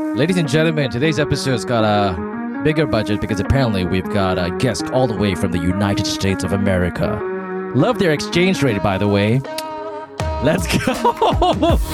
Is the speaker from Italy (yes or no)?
no; Malaysia; also born or lived in Australia